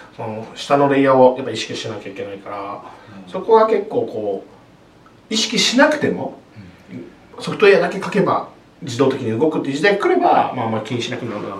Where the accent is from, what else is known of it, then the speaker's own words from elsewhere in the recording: Hiroshima, Japan; 僕広島出身なんですけど